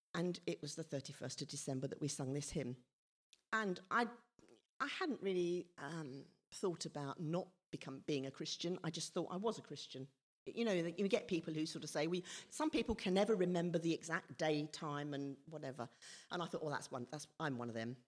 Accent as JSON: {"language": "English", "town": "Whyteleafe", "region": "South East England", "country": "United Kingdom", "tie": "born or raised there", "also_born_or_lived": "Redhill", "said": "I moved to, well, with my family, moved to Whiteleaf when I was four. Um, but prior to that, I was born in Red Hill Hospital."}